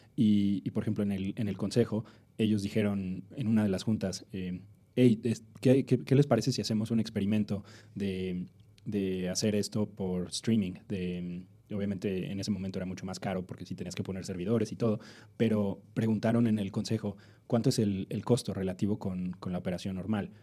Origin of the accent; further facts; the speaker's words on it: Mexico City, Mexico; moved away; also born or lived in Silicon Valley; yo soy del DF, eh, nací y crecí acá.